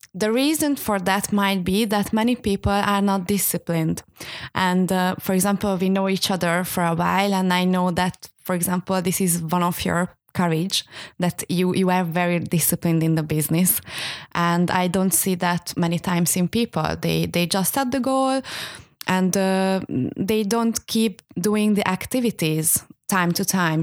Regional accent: Hungary; moved away; I am from Hungary

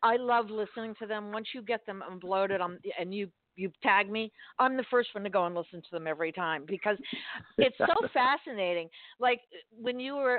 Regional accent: Miami, Florida, United States; I grew up in Miami, which even though it's geographically South, it's not the South

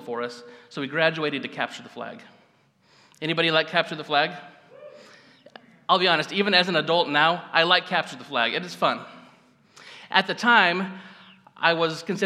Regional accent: Gridley, California, United States; I grew up in Gridley, just up the road.

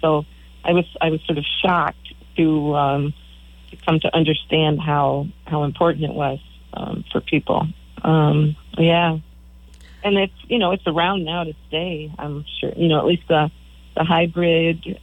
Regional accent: Michigan, United States; moved away as an adult; also born or lived in Beaver Island, Michigan / Madison, Wisconsin; now in East Coast, United States; We're both originally from Michigan

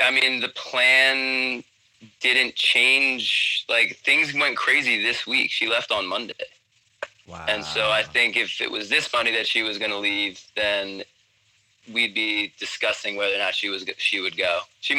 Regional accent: United States; I'm 36, and I'm American. I'm a white man. White American male.

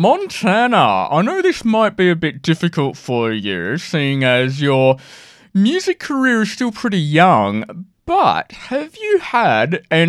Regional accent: Sydney, New South Wales, Australia; I'm Sydney.

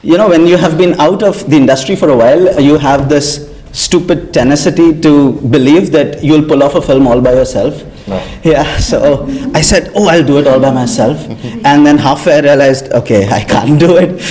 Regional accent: India; I'm from India

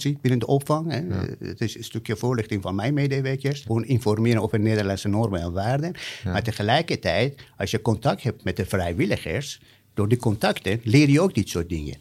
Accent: Iran; Dutch is a second language; also born or lived in Amsterdam, Netherlands / Rotterdam, Netherlands / Hellevoetsluis, Netherlands; now in Capelle aan den IJssel, Netherlands; ik ben in Iran geboren. Ik ben zelf ooit gevlucht uit Iran in 1985.

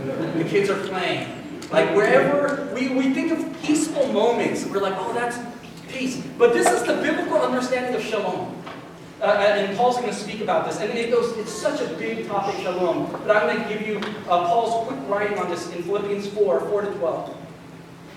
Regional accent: United States; as Americans

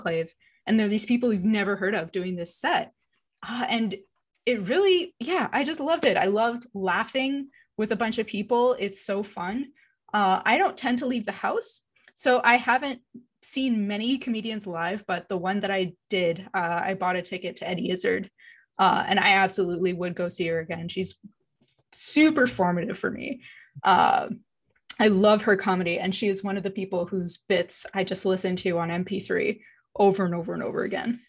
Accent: Montreal, Quebec, Canada; I grew up in Montreal

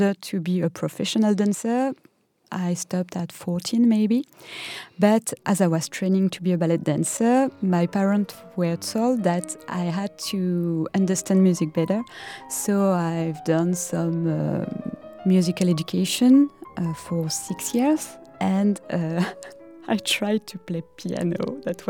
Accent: Parisian suburb, Île-de-France, France; I was born in 1982 in the Parisian suburb

